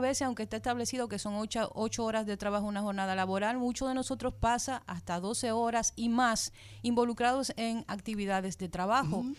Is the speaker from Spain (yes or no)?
no; Dominican Republic; nosotros como dominicanos